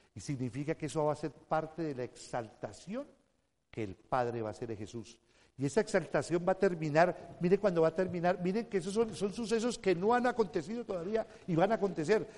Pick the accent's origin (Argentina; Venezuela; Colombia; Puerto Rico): Colombia; Nací un 9 de abril en, uno de los aniversarios de la muerte de Jorge Elías el Gaitán